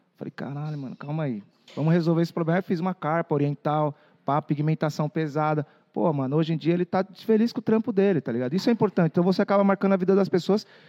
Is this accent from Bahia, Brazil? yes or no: no; Sorocaba, São Paulo, Brazil; also born or lived in Vinhedo / Valinhos / Louveira; Eu nasci no Brasil. Fui criado em Sorocaba, Zona Norte, quebrada